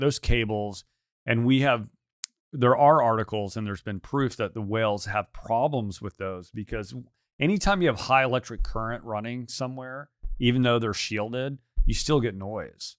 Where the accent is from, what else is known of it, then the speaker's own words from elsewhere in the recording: the South, United States; I'm from the South